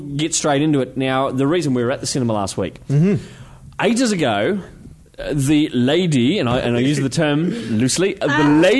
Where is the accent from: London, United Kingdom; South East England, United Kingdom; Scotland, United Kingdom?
Scotland, United Kingdom; nice cheap tickets because I'm such a Scotsman